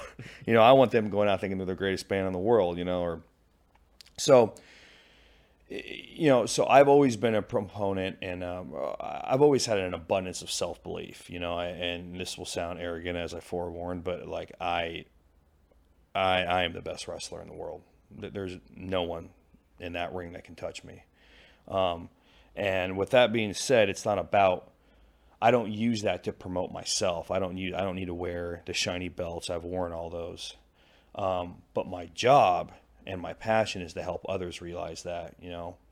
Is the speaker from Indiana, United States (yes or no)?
no; Pacific Northwest, Washington, United States; moved away as an adult; also born or lived in Japan; now in St. Louis, United States; I was born in the Pacific Northwest. I grew up in the Pacific Northwest.